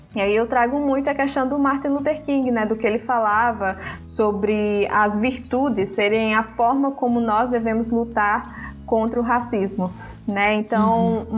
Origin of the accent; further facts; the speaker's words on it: Brazil; also born or lived in Africa; eu fui criada aqui no Brasil, né? Mas ao mesmo tempo é, eu nasci lá